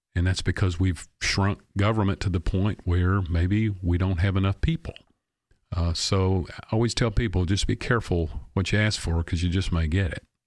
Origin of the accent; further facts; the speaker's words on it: Clarksville, Tennessee, United States; I love my hometown